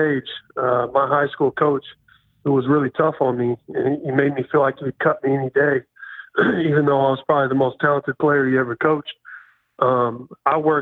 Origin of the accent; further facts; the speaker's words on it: Poplar Bluff, Missouri, United States; moved away; That's where I got all my values, is growing up in that small town